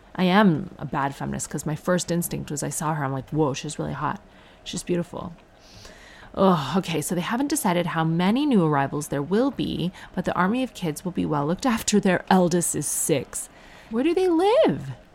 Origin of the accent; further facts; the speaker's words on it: Ireland; I am Irish